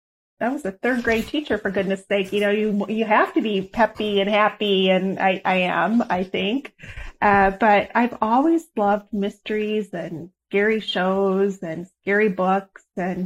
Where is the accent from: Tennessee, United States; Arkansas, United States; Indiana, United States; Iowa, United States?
Iowa, United States; I grew up in Iowa. I was 12 years old